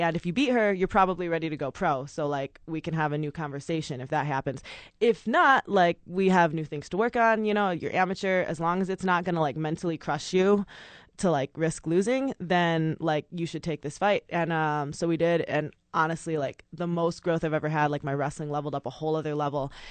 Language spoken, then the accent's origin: English; West Michigan, United States; moved away as an adult; now in Albuquerque, United States; I'm originally from Michigan. I moved here to Albuquerque maybe a year and a half ago